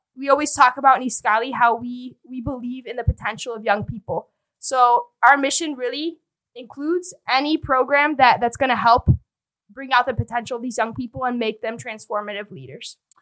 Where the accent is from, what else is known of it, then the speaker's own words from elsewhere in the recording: Chicago, Illinois, United States; I was born and raised here in Chicago